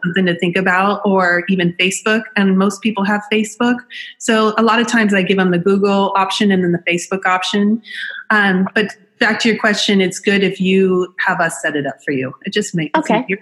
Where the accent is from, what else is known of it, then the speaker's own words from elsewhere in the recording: Orange County, California, United States; I'm from Orange County